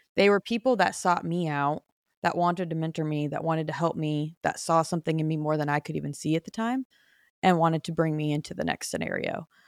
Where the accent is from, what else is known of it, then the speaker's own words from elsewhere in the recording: Phoenix, Arizona, United States; moved away as an adult; also born or lived in Nashville; born and raised in Phoenix